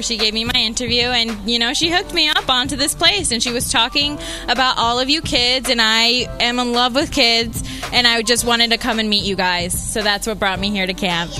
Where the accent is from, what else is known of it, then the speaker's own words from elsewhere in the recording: White Plains, New York, United States; I grew up I'm from Westchester, and I grew up in White Plains.